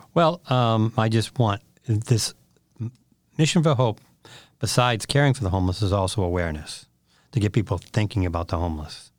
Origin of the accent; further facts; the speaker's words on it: Westford, Massachusetts, United States; I grew up in Westford